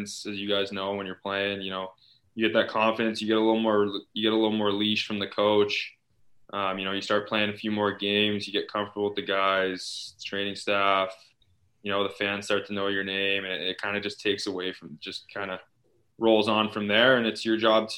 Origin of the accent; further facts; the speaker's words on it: London, Ontario, Canada; my hometown team